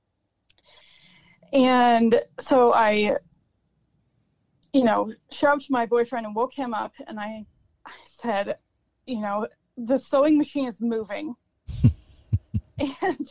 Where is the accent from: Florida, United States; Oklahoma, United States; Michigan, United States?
Michigan, United States; Mackinac Straits, Upper Peninsula; also born or lived in Detroit area, Michigan / Marquette, Michigan; I was born in the Detroit area and raised in the Mackinac Straits, Upper Peninsula area